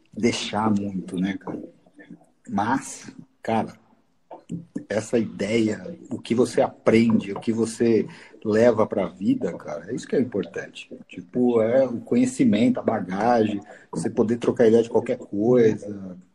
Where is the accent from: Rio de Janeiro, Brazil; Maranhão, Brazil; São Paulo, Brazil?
São Paulo, Brazil; born there; Nasci em São Mateus, Zona Leste e tal.